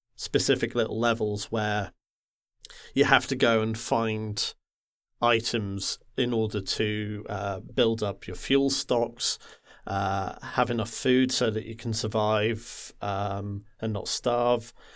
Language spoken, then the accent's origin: English; the Wirral, North West England, United Kingdom; I grew up in the Wirral, which is that little nub that sticks uh, sticks out between uh, Liverpool and Wales